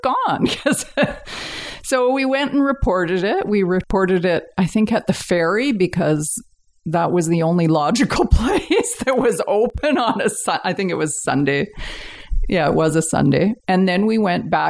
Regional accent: Richmond, British Columbia, Canada; also born or lived in Vancouver / Delta / Winnipeg / Johannesburg; I was born in Vancouver, but my parents were living in Richmond. So I grew up in Richmond. I lived there till I was 12 or 13. And then we moved out to Delta

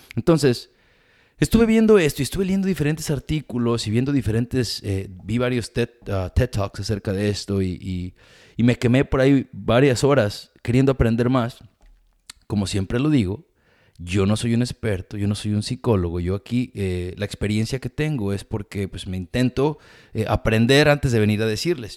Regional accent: Mexico; now in United States; toda mi vida de experiencia siendo latino, inmigrante, mexicano

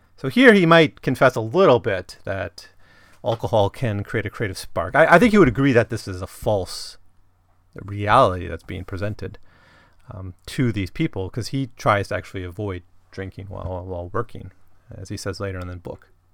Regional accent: Wisconsin, United States; growing up in Wisconsin

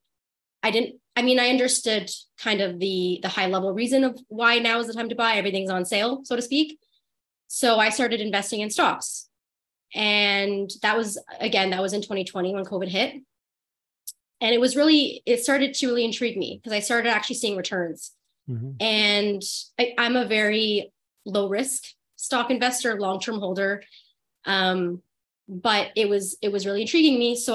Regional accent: Ottawa, Ontario, Canada; born and raised in Ottawa, been here my whole life.

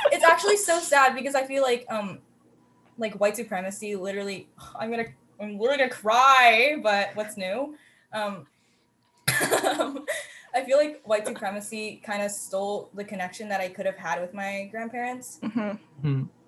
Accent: Canada; they grew up in Canada, and so did

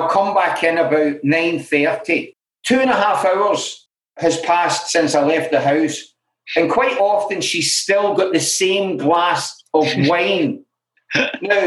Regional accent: Glasgow, Scotland, United Kingdom; I grew up in Glasgow

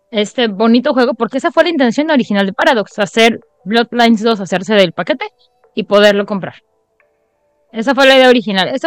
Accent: Mexico; como la mexicana que soy

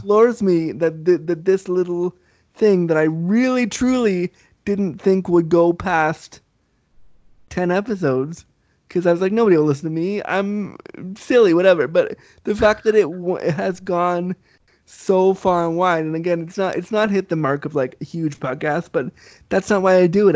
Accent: Canada; also born or lived in Laguna Beach, California; I was raised Canadian, so I was raised with the snow.

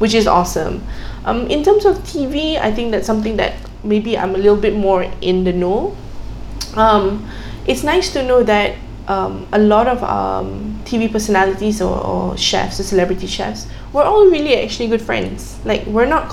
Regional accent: Malaysia; being Malaysian

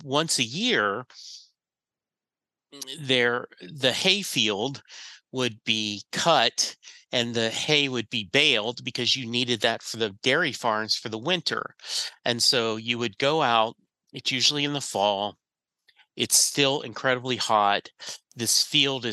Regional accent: Leesville, Louisiana, United States; also born or lived in Rose Pine, Louisiana; I grew up in I was born in Leesville, Louisiana, which is right next to Fort Polk

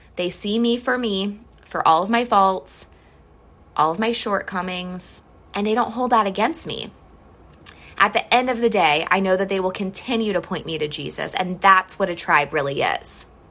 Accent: Mansfield, Ohio, United States; moved away; We are originally from Mansfield, Ohio.

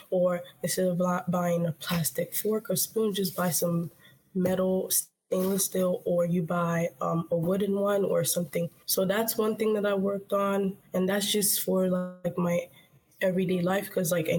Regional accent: Nigeria; now in United States; when I grew up there

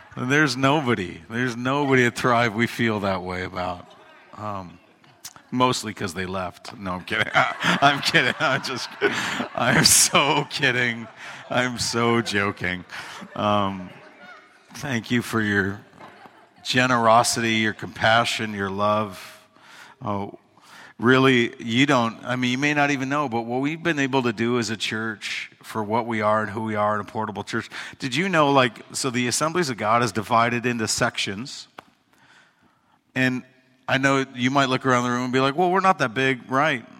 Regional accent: United States; We, as, as American Christians

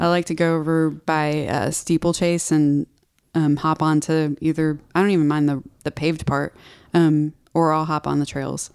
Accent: Houston, Texas, United States; moved away as an adult; also born or lived in Austin, Texas; now in Nashville, United States; I grew up in Houston, which is like a concrete jungle

